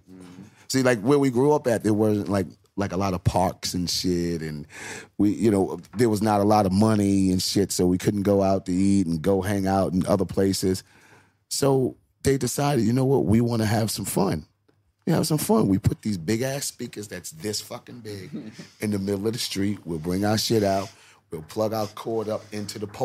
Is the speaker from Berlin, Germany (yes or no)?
yes; Berlin, Germany; Born in Berlin.